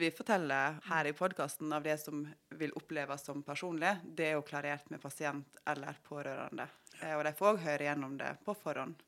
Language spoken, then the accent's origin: Norwegian; Måløy, Vestland, Norway; moved away as an adult; now in Oslo, Norway; Jeg er fra Måløy, og der har jeg jobba i ambulansen i 20 år